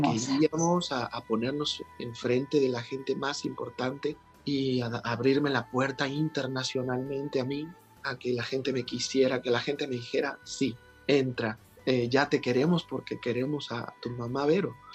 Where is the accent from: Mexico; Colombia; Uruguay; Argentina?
Mexico; somos los mexicanos